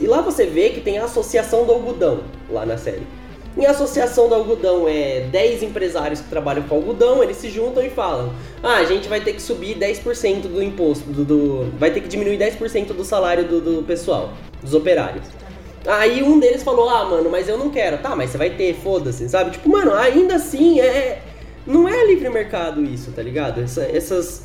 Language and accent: Portuguese; São Paulo, Brazil; aqui em São Paulo, que eu sou de São Paulo